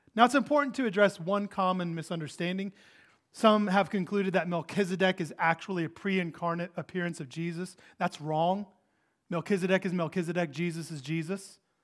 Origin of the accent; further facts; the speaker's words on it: United States; We're American.